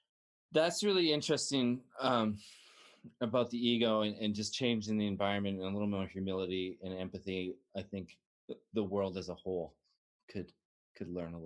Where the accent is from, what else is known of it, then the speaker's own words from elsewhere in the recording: Canada; I'm a Canadian.